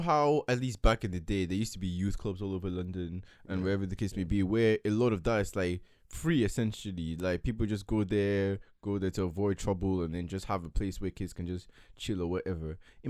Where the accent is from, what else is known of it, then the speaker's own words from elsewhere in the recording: Lagos, Nigeria; Even telling people I grew up on … is like, you're from Lagos, Nigeria, how?